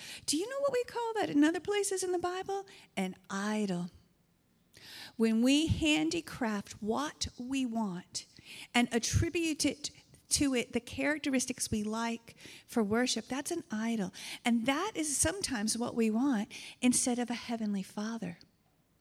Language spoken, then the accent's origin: English; United States; now in Canada; I come from a region of the United States, and when I have my accent shows up